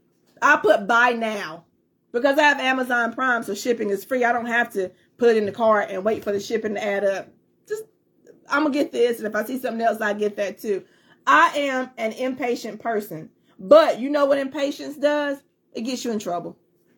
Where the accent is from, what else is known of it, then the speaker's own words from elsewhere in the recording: North Carolina, United States; also born or lived in Fayetteville, North Carolina; I'm from the country part of North Carolina